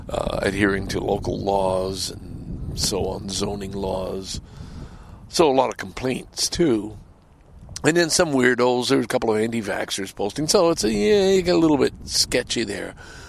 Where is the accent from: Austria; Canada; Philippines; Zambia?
Canada; also born or lived in Ottawa / Toronto / Montreal / Vancouver; And I think I am, as a Canadian representative, I think I'm very good, having lived in Ottawa, Toronto, Montreal, Vancouver, having lived outside the country, and I do think I have an awful lot to offer.